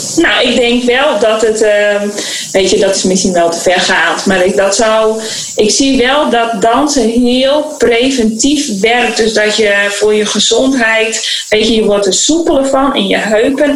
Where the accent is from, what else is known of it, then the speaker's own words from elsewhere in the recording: Beetsterzwaag, Friesland, Netherlands; moved away; also born or lived in Suriname; in het Friese dorp in Beetswagen waar ik ben opgegroeid